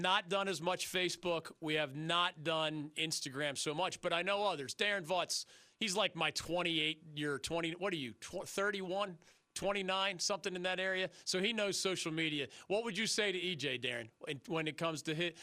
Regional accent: Philadelphia, Pennsylvania, United States; now in North Carolina, United States; the Philadelphia Inquirer, my hometown newspaper

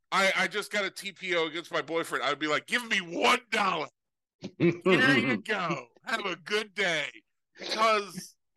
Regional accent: California, United States; I come from California. I seriously did this in Tennessee. I told the guy I was from California.

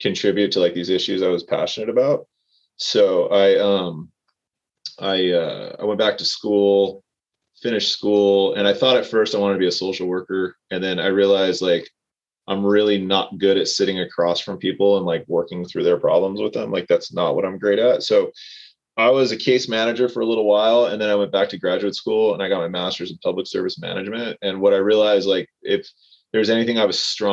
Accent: Anaheim, California, United States; also born or lived in Placentia, California / Brea, California / La Habra, California / Orange, California; I'm a North Orange County kid, born and raised. I was born in Anaheim, lived in Placentia, Brea, La Habra

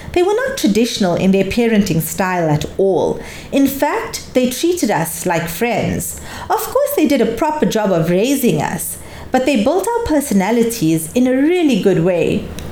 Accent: Lebanon; I was born in Lebanon and I consider Lebanon to be my country

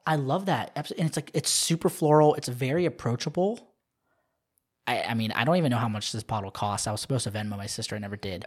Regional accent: Southern Maryland, United States; moved away; I loved growing up in Southern Maryland, right on the, right on the border of D C and Virginia.

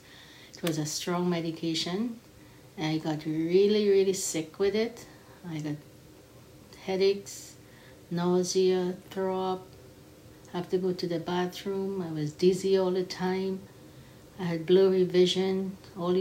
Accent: Trinidad & Tobago; I am a Trinidadian

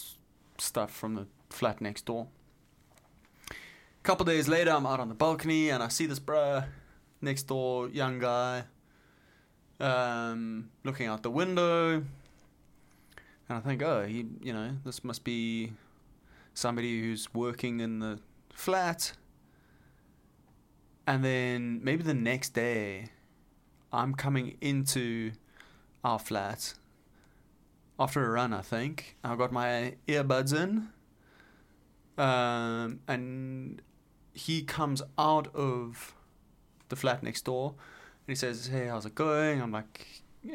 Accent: South Africa; moved away; South African

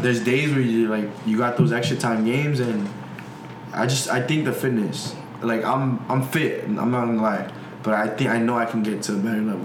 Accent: United States; I'm from America

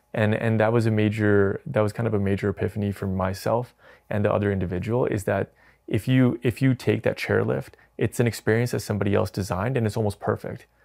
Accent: Edmonton, Alberta, Canada; moved away; also born or lived in Calgary; I was raised in Edmonton

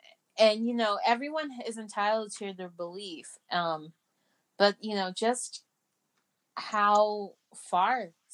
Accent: Arizona, United States; I'm from Arizona.

